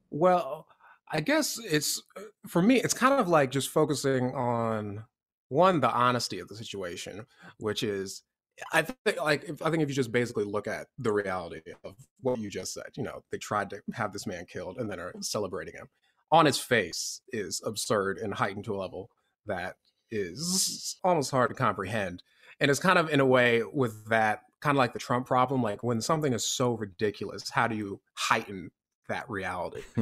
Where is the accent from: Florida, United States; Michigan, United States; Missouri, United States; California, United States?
Florida, United States; I grew up in the South, I grew up in Florida